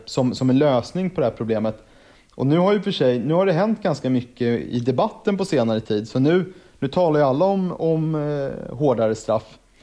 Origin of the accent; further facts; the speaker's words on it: Stockholm, Stockholm County, Sweden; född och uppvuxen i Stockholm